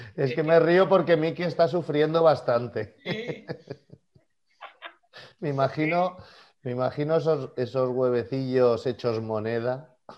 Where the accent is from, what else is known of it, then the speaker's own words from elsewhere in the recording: Catalonia, Spain; nosotros somos catalanes